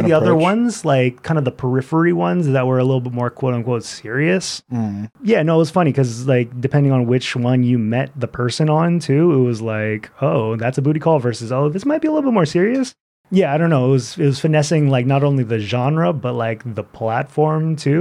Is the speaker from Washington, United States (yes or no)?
yes; Seattle, Washington, United States; growing up in Seattle, it's always been a quote unquote small town.